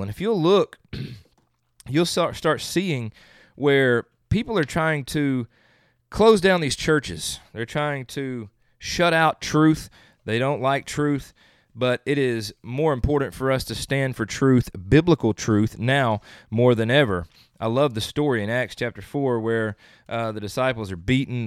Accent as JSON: {"language": "English", "region": "the South", "country": "United States", "said": "I'm from the South"}